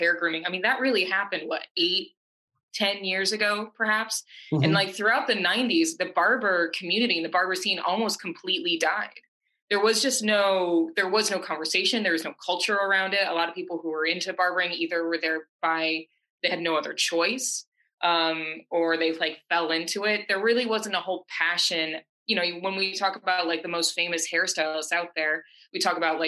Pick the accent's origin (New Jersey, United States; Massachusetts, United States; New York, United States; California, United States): New York, United States; Syracuse; also born or lived in Brooklyn, New York; I'm originally from Syracuse, New York. I moved to New York City. I was 19.